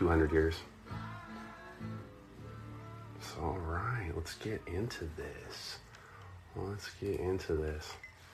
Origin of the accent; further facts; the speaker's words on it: Anaheim, California, United States; also born or lived in Irvine, California; I'm from Orange County. I was born in Anaheim, California